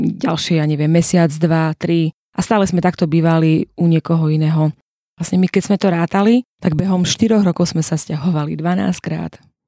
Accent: Hanušovce nad Topľou, Prešov Region, Slovakia; pochádzam z východu, z Hanušoviec na Toplov konkrétne

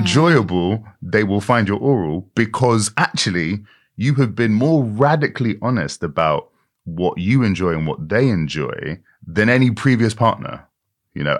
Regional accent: United Kingdom; Britain that I grew up

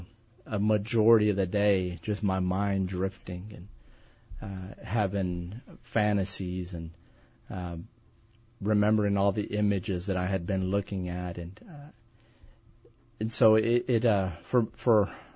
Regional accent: East Texas, United States; I'm from Texas. Good. Born and raised all my life, and grew up in East Texas

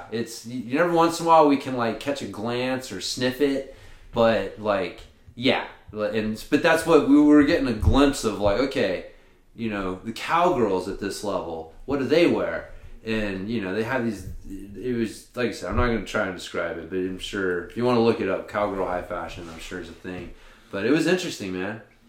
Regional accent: the South, United States; maybe it's just because I'm from the South originally

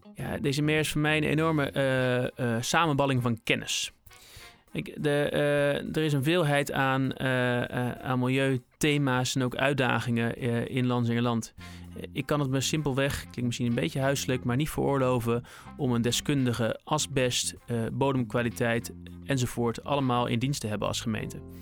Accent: Rotterdam, South Holland, Netherlands; now in Berkel en Rodenrijs, Netherlands; Ik ben uh, Rotterdammer van geboorte, Hillegersberg eh, geboren

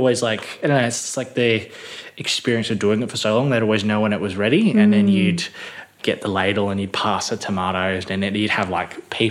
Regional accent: Midland, Western Australia, Australia; I grew up in Midland. I grew up on a chicken farm in Midland.

